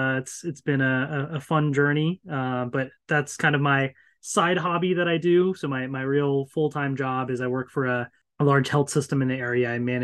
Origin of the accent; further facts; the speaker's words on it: Virginia, United States; I am 33 years old, born and raised in Northern Virginia.